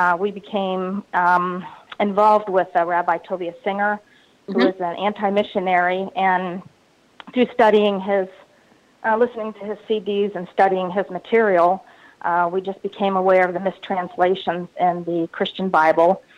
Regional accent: Newark, Ohio, United States; I grew up in Newark, Ohio, which is a small town about 30 miles east of the capital, Columbus, Ohio

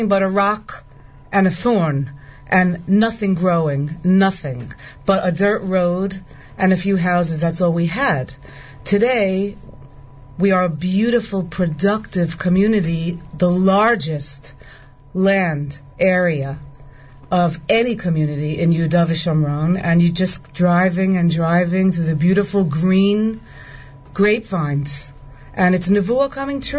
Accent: New York City, New York, United States; moved away as an adult; now in Itamar, Israel; Also Brooklyn

